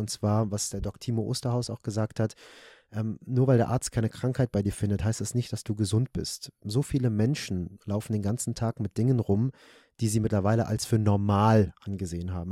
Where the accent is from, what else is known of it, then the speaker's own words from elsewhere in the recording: Germany; bei uns in Deutschland